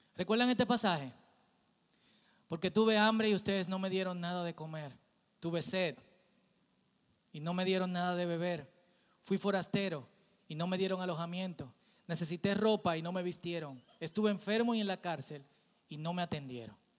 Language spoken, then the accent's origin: Spanish; Santo Domingo Oeste, Distrito Nacional, Dominican Republic; yo crecí en un barrio en Herrera